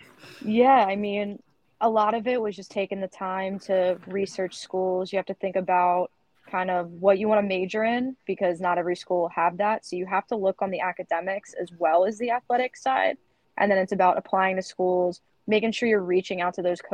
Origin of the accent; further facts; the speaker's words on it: West Chester, Pennsylvania, United States; I'm from one of the suburbs outside of Philly called Westchester